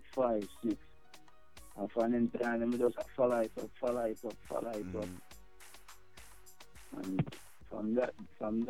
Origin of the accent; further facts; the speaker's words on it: Montego Bay, Saint James, Jamaica; I'm from Montego Bay in Jamaica.